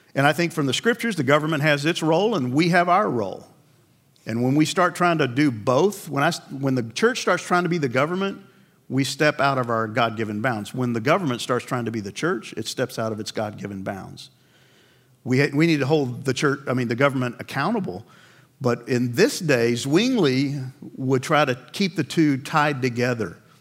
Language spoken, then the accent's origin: English; Northeast, United States; I grew up in the Northeast